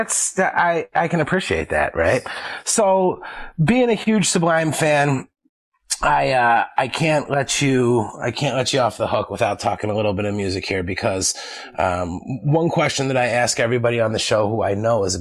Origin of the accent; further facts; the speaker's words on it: Philadelphia, Pennsylvania, United States; I grew up in Philly